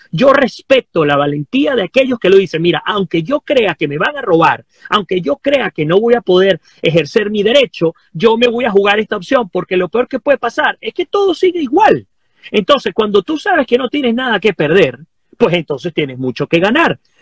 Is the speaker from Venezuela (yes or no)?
yes; Venezuela; nosotros como venezolanos